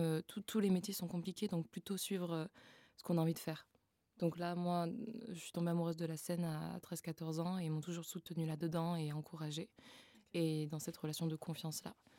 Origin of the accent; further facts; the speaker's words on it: Frontignan, Occitania, France; also born or lived in Montpellier; now in Paris, France; Je suis née dans le sud de la France à Montpellier et j'ai grandi à Frontignan.